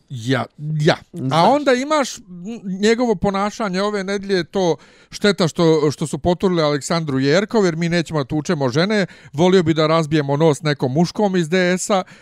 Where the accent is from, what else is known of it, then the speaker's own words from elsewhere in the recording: Bosnia & Herzegovina; mi smo iz Bosne.